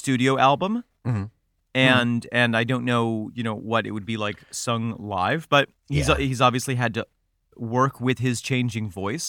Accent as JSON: {"language": "English", "town": "Beirut", "region": "Beirut Governorate", "country": "Lebanon", "tie": "born or raised there", "said": "I grew up in Beirut, Lebanese father and Welsh mother."}